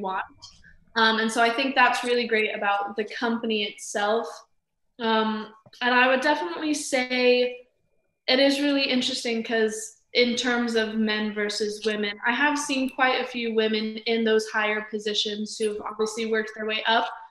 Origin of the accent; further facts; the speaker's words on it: Las Vegas, Nevada, United States; I'm from Las Vegas, Nevada